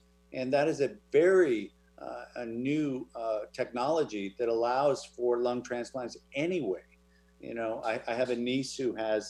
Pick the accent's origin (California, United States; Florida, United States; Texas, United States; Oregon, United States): Oregon, United States; moved away; also born or lived in Wenatchee, Washington; I was born in Wenatchee. Oh, there you go. I grew up in Oregon.